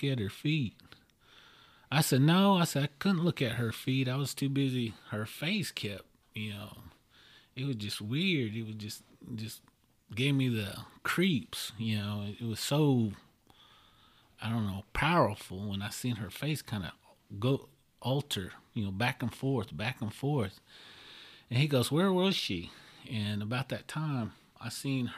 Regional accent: Oklahoma, United States; I'm from Oklahoma

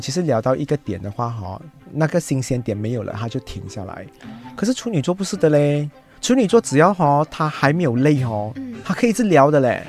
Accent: Malaysia; 我们马来西亚人

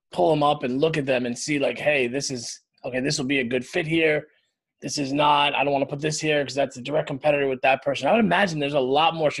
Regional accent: Long Island, New York, United States; I grew up on Long Island

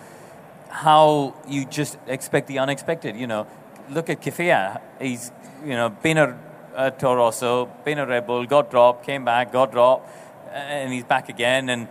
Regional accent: India; I come from India

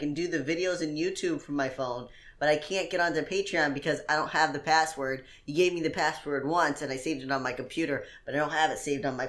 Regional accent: Indiana, United States; I'm from Indiana.

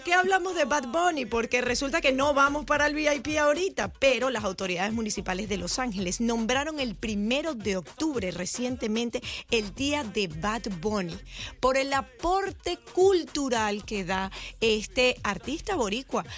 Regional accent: Venezuela; now in United States; como venezolano

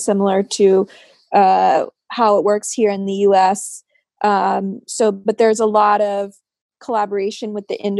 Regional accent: United States; American myself

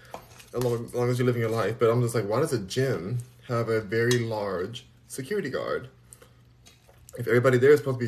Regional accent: Los Angeles, California, United States; moved away; I'm from Los Angeles.

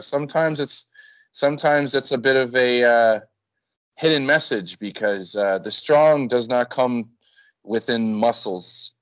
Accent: Winnipeg, Manitoba, Canada; moved away as an adult; now in Mexico; I'm from Winnipeg

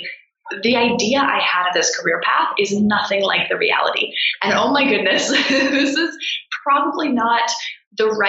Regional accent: D.C., District of Columbia, United States; I grew up outside of Washington, D.C.

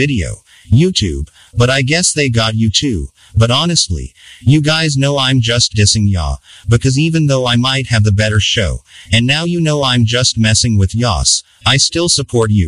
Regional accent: Philadelphia, Pennsylvania, United States; I'm from Philly

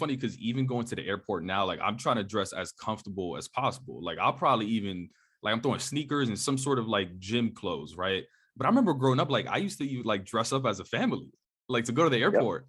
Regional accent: New York, United States; I grew up on the East Coast, you in Jersey, I was in New York.

